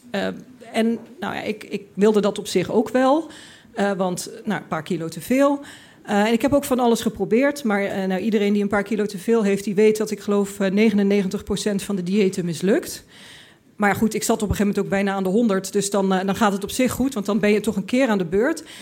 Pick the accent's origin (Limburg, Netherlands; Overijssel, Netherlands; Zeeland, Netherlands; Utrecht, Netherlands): Limburg, Netherlands; ik, ik kwam uit Limburg, ik had dat allemaal niet meegemaakt.